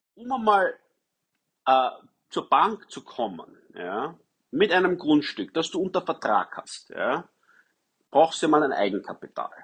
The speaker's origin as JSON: {"language": "German", "town": "Wiener Neudorf", "region": "Lower Austria", "country": "Austria", "tie": "born or raised there", "said": "ich bin aufgewachsen in Wiener Neudorf"}